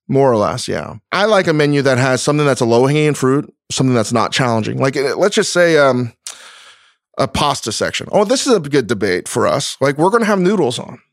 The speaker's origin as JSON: {"language": "English", "region": "East Coast", "country": "United States", "moved": "yes", "lives_now": "Los Angeles, United States", "said": "someone from the East Coast. I'm not a Californian"}